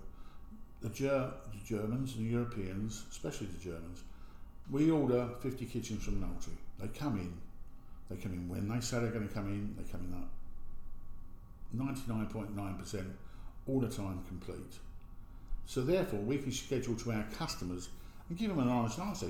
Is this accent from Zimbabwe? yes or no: no; United Kingdom; I'm British. I'm absolutely staunch British